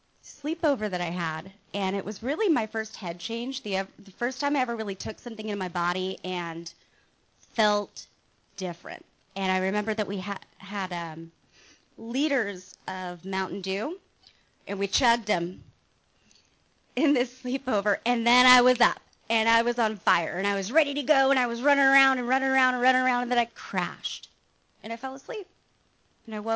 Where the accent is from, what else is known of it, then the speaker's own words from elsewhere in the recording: Mission Viejo, California, United States; I was born in Mission Viejo Hospital, not too far from here, and this is actually my old stomping ground